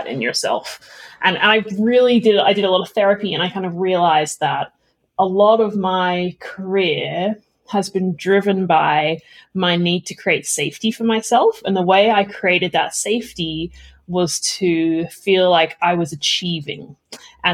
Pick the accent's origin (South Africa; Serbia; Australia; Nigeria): Australia; Melbourne, Victoria; moved away; also born or lived in London / Palo Alto; I grew up in Australia, but my parents divorced when I was 4 and my father moved to London. And so I grew up going back and forth between Melbourne and London on the plane